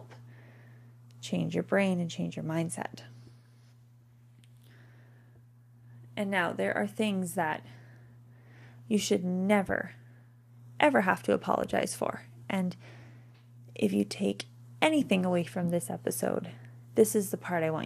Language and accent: English; Canada; we're Canadian